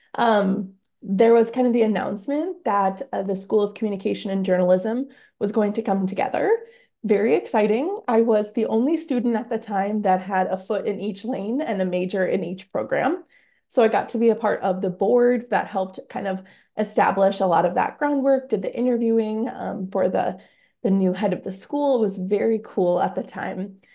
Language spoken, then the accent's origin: English; Britton, South Dakota, United States; now in Sioux Falls, United States; I am from Britain, South Dakota